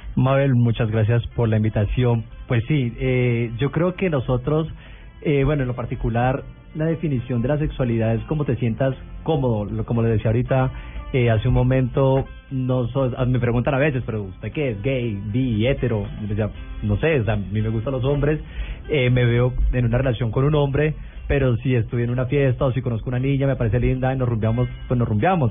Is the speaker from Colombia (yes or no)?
yes; Cúcuta, Norte de Santander, Colombia; soy de Cúcuta, una ciudad pequeña